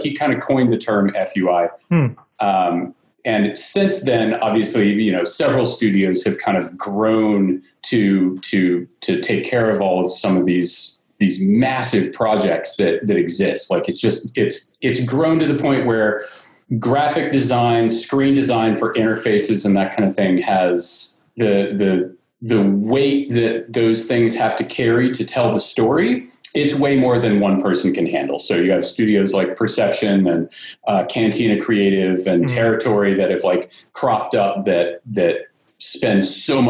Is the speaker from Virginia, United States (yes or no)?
yes; Northern Virginia, United States; moved away as an adult; also born or lived in Richmond, Virginia / New York City; I'm originally from Northern Virginia area and I went to school in Richmond at VCU